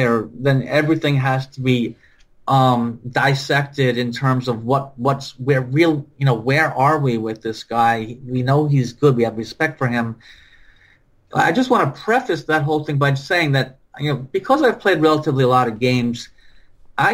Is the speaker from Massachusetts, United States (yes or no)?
no; New Jersey, United States; We're both from Jersey